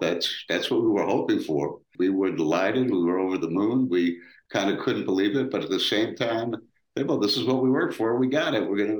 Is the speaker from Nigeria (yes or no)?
no; New York City, New York, United States; moved away as an adult; now in Los Angeles, United States; I was only 22 at the time. I grew up in Brooklyn, New York. And Brooklyn, New York is not America.